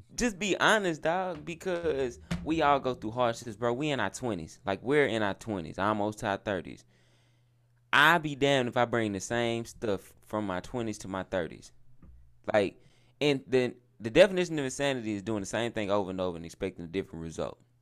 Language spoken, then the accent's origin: English; the South, United States; I'm from the South